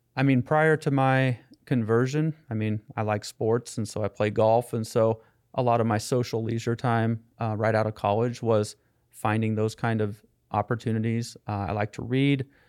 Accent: Topeka, Kansas, United States; I grew up in Topeka, Kansas

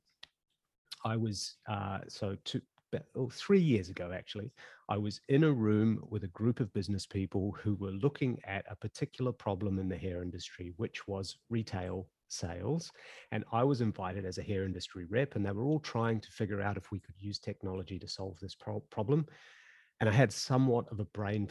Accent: New Zealand; moved away as an adult; also born or lived in Auckland, New Zealand / Kaitaia, New Zealand; now in Sydney, Australia; I live in Sydney, Australia. I'm actually a Kiwi by birth

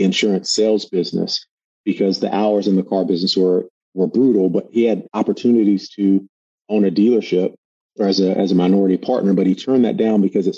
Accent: Durham, North Carolina, United States; moved away; I grew up in Durham, North Carolina

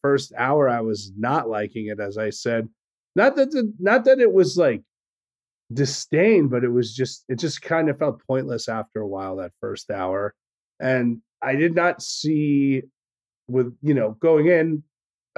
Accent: United States; I'm an American

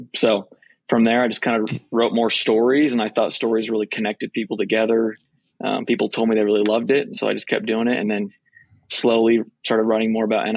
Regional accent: Boston, Massachusetts, United States; moved away; also born or lived in Texas; I grew up in Boston, but I also lived in Texas for some of my life

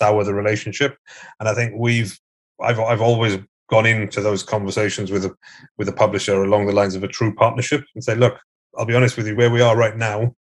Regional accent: West Wales, United Kingdom; I'm British, but I grew up in West Wales, so I'm Welsh

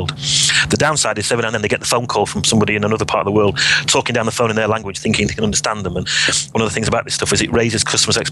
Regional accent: Sheffield, Yorkshire and the Humber, United Kingdom; I was from Sheffield

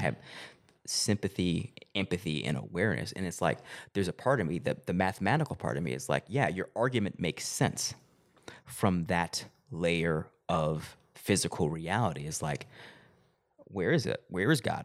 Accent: Arkansas, United States; moved away as an adult; also born or lived in Los Angeles; I went back home to Arkansas, where I'm from

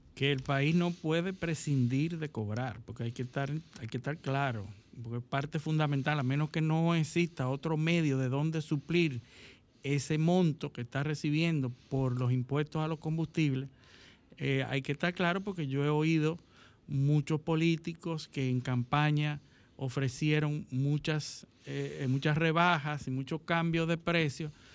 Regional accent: Dominican Republic; yo como dominicano

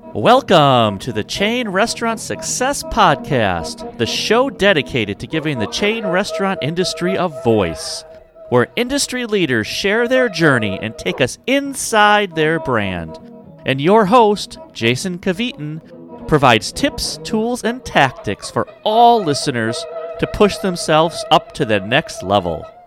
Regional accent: Wisconsin, United States; moved away as an adult; now in Arizona, United States; I was from Wisconsin

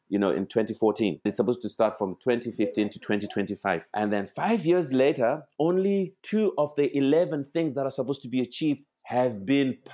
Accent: Zimbabwe; moved away; I, I come from Zimbabwe 27 years ago. I live here in this country. I speak Gaelic.

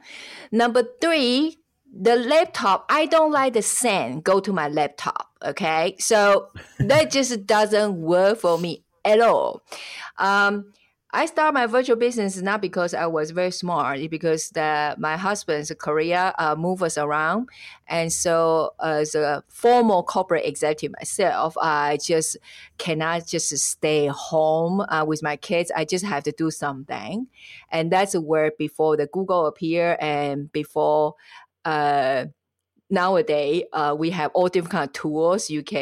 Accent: Taiwan; English is a second language; now in Switzerland; I am originally from Taiwan, and at the moment I live in Switzerland. It's because my husband's Swiss.

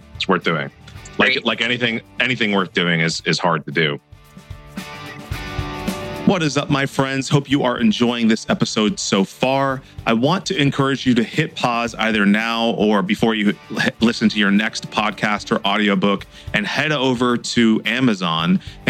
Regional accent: Hinesville, Georgia, United States; born there; So I'm a Georgia peach as well, you know.

